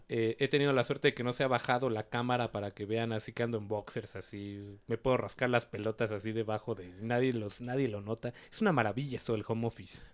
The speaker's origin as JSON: {"language": "Spanish", "country": "Mexico", "said": "como buen mexicano naco"}